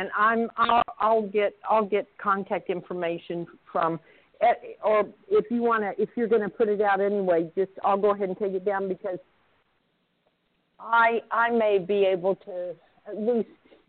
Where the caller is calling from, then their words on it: Oklahoma, United States; I'm calling from Oklahoma.